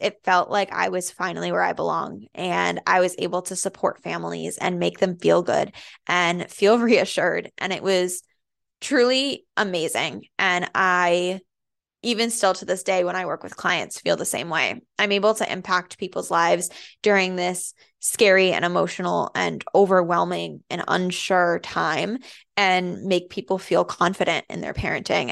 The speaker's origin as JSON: {"language": "English", "town": "Andover", "region": "Massachusetts", "country": "United States", "tie": "born or raised there", "also_born_or_lived": "Methuen, Massachusetts / Lowell, Massachusetts", "said": "I grew up in Andover"}